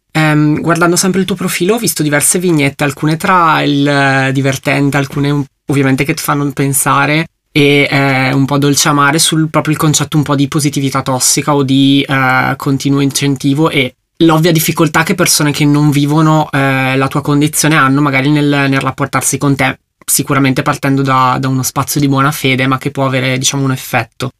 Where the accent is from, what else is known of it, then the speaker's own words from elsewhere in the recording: Brescia, Lombardy, Italy; io sono di Brescia, quindi sono particolarmente appassionato di Leonesse perché è il simbolo della nostra città